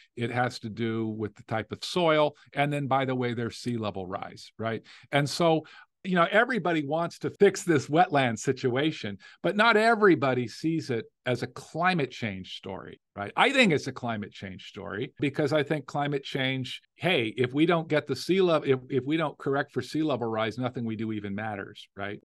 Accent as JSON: {"language": "English", "town": "Las Vegas", "region": "Nevada", "country": "United States", "tie": "born or raised there", "moved": "yes", "lives_now": "Louisiana, United States", "said": "I grew up in Las Vegas. Uh, yeah, I'm third generation Las Vegas, you know, from Nevada."}